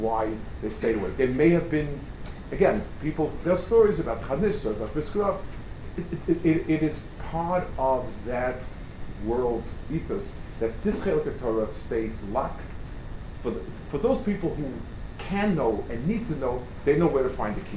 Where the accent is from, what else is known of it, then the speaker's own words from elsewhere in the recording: New York City, New York, United States; I grew up on the Lower East Side